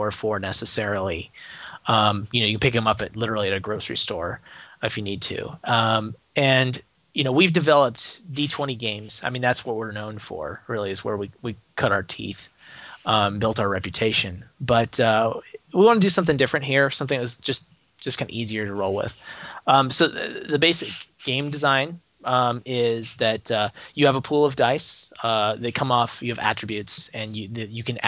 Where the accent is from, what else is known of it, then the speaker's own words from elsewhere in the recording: Portland, Oregon, United States; my hometown of Portland, Oregon